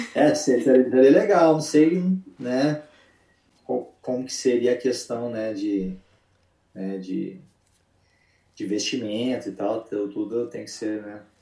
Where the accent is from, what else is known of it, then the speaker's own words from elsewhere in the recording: Uberlândia, Minas Gerais, Brazil; moved away as an adult; also born or lived in Atlanta; now in Charlotte, United States; eu vim de Uberlândia, Minas Gerais, né? Então, tipo assim, a minha cidade não é igual São Paulo